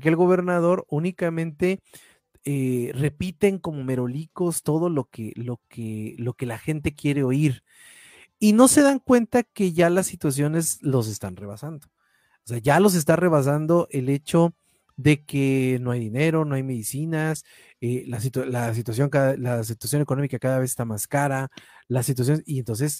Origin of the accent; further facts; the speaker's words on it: Mexico; como mexicanos